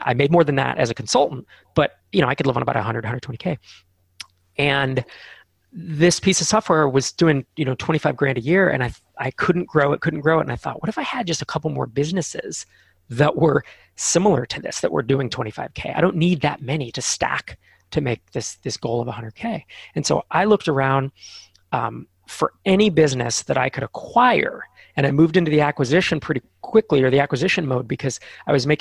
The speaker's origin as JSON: {"language": "English", "area": "Bay Area, Silicon Valley", "region": "California", "country": "United States", "tie": "born or raised there", "said": "I grew up in the Bay Area in the Silicon Valley."}